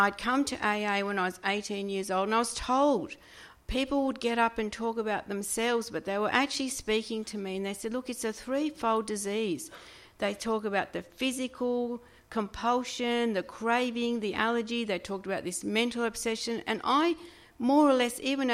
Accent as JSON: {"language": "English", "town": "Sydney", "region": "New South Wales", "country": "Australia", "said": "I'm from Sydney"}